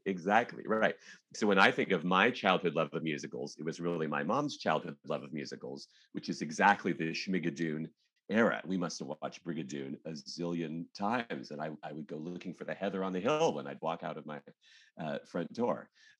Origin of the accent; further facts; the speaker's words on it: Portland, Oregon, United States; I grew up in Portland, Oregon, where I live now.